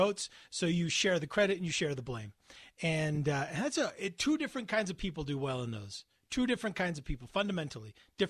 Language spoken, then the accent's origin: English; United States; because I'm an American.